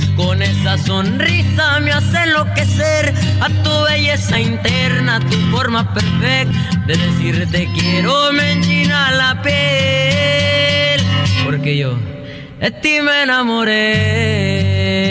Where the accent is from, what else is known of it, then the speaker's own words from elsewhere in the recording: California, United States; also born or lived in Aguascalientes, Mexico; soy nacido en Aguascalientes, México, pero criado aquí en California